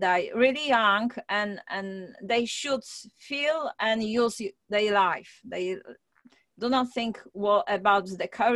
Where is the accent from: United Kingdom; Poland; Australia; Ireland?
Poland; moved away as an adult; I'm originally from Poland, and I'm supposed to be a doctor because I finished medical school